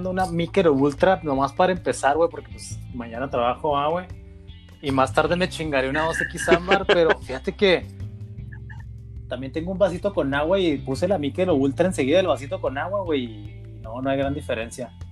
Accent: Ciudad Juárez, Chihuahua, Mexico; Oye, hablo más golpeado con la firme intención que me pregunten de dónde soy.

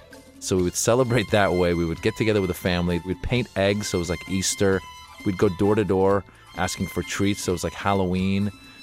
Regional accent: Iran; moved away; I was born in Iran

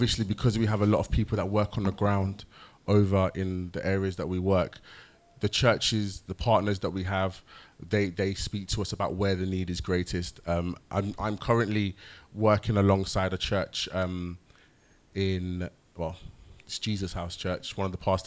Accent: Jamaica; I'm Jamaican

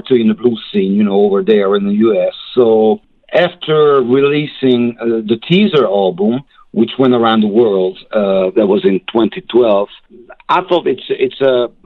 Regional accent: Hungary; English is a second language; moved away as an adult; also born or lived in Memphis, United States; now in United States

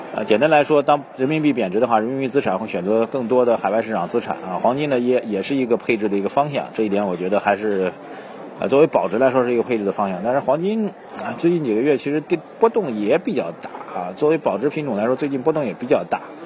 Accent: China; 我们中国人习惯的这个所谓“大难之后见真情”啊

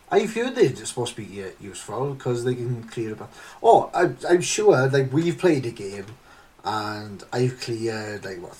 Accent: Rhondda Valleys, Wales, United Kingdom; I'm from the Rhondda Valleys

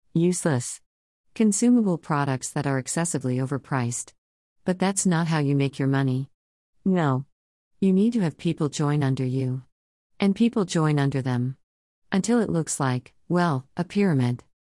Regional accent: Philadelphia, Pennsylvania, United States; I'm also from Philly.

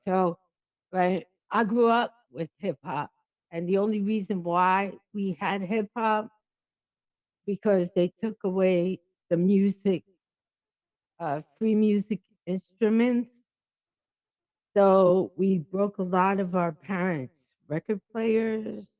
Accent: Jamaica; I'm Jamaican

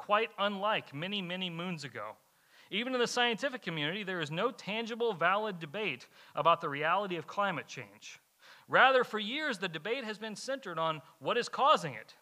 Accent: Kentucky, United States; moved away; I'm from Kentucky. Coal mining's big up there

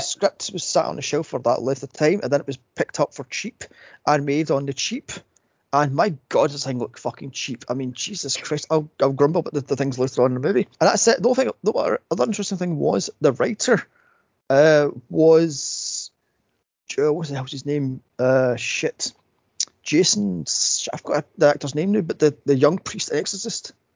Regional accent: United States; now in United Kingdom; I'm an American

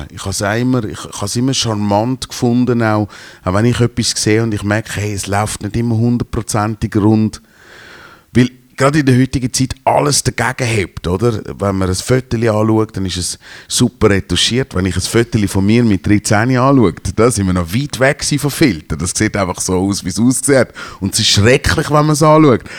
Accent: Switzerland; als, als Schweizer ist es wie klar, und ich gehe jetzt hunderte von Jahren zurück

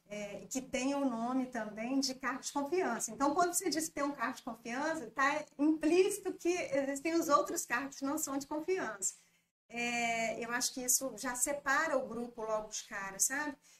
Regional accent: Governador Valadares, Minas Gerais, Brazil; also born or lived in Belo Horizonte; sou daqui de Valadares, mas tinha morado em, em BH durante quatro anos, na época do ensino médio

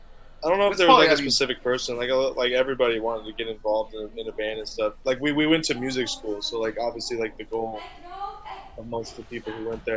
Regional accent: Montana, United States; now in Minnesota, United States

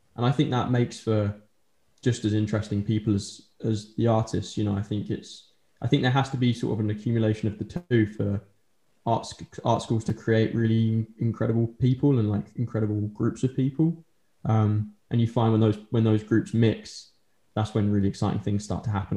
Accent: Colchester, East of England, United Kingdom; moved away as an adult; now in Norwich, United Kingdom; I'm originally from Colchester um, in Essex, and then moved here, and I've been living here ever since.

